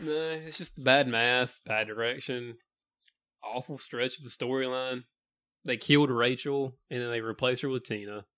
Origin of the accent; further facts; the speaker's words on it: United States; We grew up in Green County